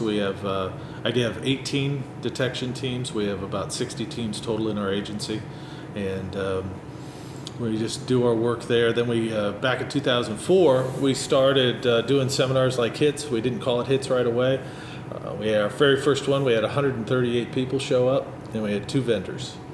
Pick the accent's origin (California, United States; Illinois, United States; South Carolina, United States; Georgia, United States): Illinois, United States; Chicago; moved away as an adult; now in Florida, United States; I grew up here near Chicago and moved down there 30, 33, 34 years ago.